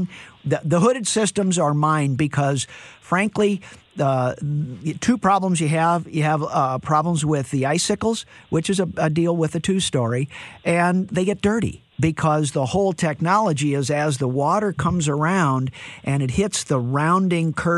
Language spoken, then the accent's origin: English; St. Louis, Missouri, United States; I'm from St. Louis